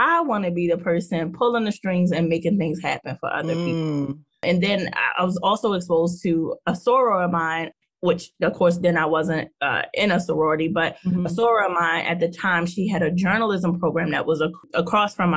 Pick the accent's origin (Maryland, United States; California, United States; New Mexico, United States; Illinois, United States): Maryland, United States; Baltimore; I'm from Baltimore. I went to Pikesville High School here in Baltimore